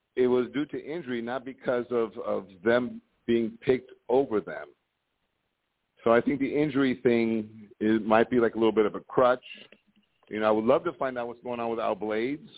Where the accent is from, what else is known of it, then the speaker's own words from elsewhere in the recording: Miami, Florida, United States; moved away; I'm from Miami, but I'm not living in the Miami area